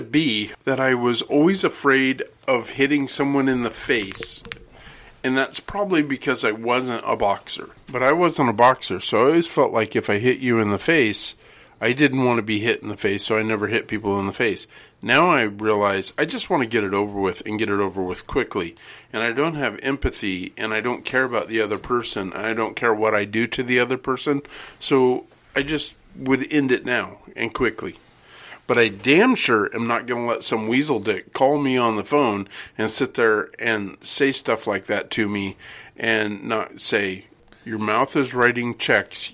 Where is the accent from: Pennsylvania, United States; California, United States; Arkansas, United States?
California, United States; Redding; when I was a kid, I grew up in Redding, California